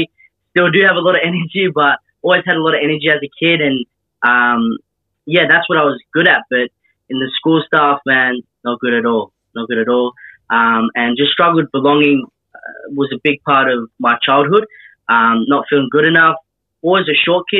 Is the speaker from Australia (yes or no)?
yes; Melbourne, Victoria, Australia; Kilberry Valley in Hampton Park in the southeast of Melbourne